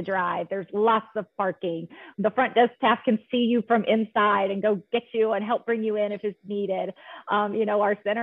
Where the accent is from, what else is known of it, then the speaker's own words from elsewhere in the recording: Arkansas, United States; moved away as an adult; also born or lived in Texas / Colorado; I am originally from Arkansas, born and raised